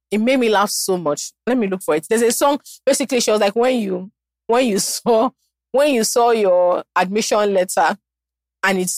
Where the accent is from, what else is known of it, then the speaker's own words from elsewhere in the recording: Nigeria; being Nigerian is so bizarre.